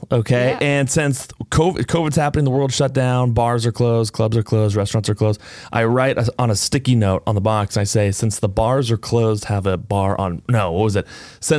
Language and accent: English; Windham, New Hampshire, United States; I'm from Windham, New Hampshire originally.